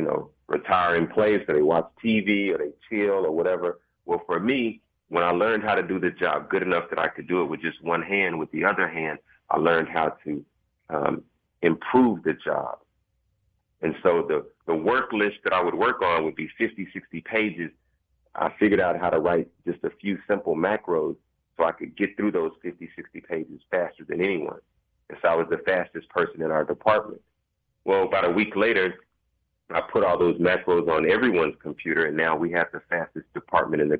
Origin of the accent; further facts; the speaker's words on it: Dallas, Texas, United States; I'm a Dallas native. I grew up, I was born in South Dallas.